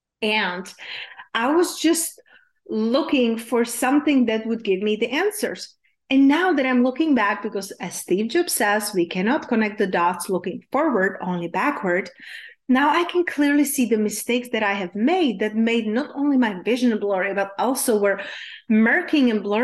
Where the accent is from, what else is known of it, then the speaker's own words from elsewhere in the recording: Czechia; English is a second language; moved away; when I was growing up in Czech Republic, yes, hence there's my unpronounceable name and my accent is from